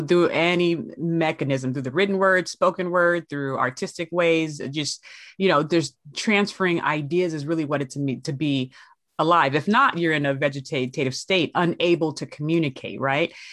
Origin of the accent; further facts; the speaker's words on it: Los Angeles, California, United States; also born or lived in San Bernardino, California; I hail from Los Angeles, California, out per way of San Bernardino